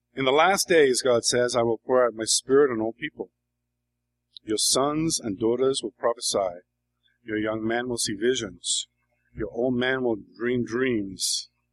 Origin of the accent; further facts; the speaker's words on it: England, United Kingdom; moved away as an adult; now in New York, United States; I grew up in England.